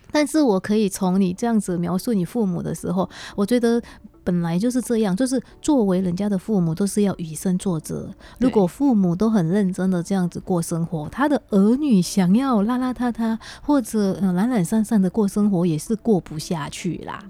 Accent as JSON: {"language": "Chinese", "country": "Indonesia", "moved": "yes", "lives_now": "Taiwan", "said": "我这个来自印尼的"}